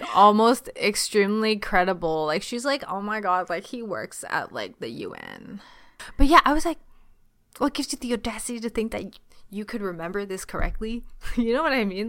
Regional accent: Ontario, Canada; accent: Canadian; also born or lived in China; I grew up in Chinatown

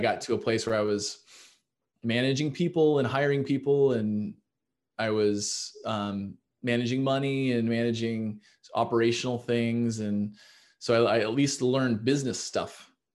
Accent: Kansas City, Missouri, United States; moved away as an adult; also born or lived in Iowa / Chicago; I'm from Kansas City, Missouri

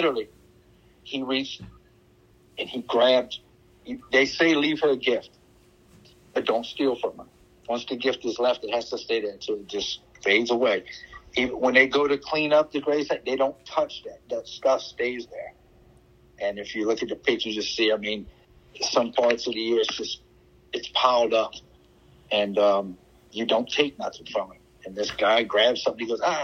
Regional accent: Louisiana, United States; Being Cajun and growing up in a swamp, I mean, voodoo was a religion

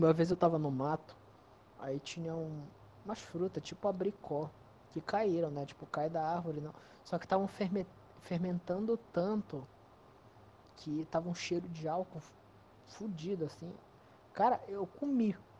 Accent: North Region, Brazil; Região norte.

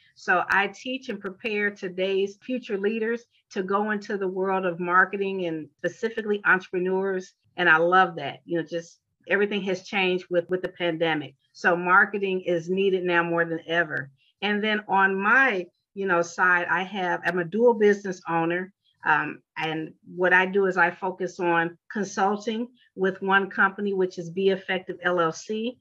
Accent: Chicago, Illinois, United States; moved away as an adult; now in Atlanta, United States; I hail from Chicago, Illinois, born and raised

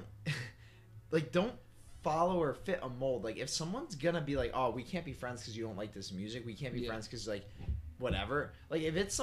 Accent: Guilderland, New York, United States; we come from Gilderland, New York. And it's like, we're in Gilderland, New York

